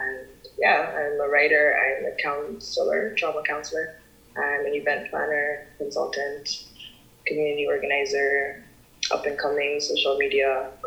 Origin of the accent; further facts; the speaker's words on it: Nigeria; I am a Nigerian woman.